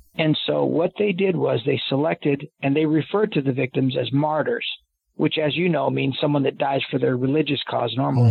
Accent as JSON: {"language": "English", "country": "United States", "said": "I'm an American"}